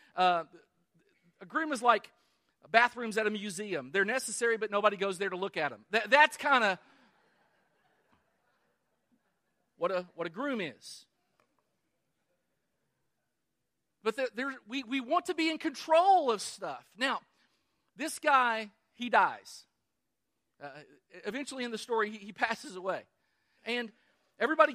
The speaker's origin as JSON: {"language": "English", "region": "Kentucky", "country": "United States", "tie": "born or raised there", "said": "I was born in Kentucky, the greatest state in the Union"}